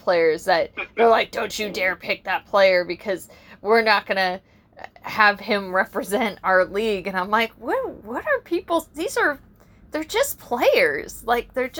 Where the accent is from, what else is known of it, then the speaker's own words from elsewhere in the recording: San Diego, California, United States; we're from San Diego